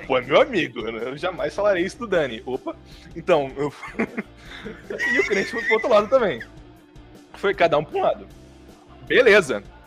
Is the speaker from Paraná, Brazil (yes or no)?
yes; São José das Palmeiras, Paraná, Brazil; also born or lived in Toledo, Paraná; eu era de São José das Palmeiras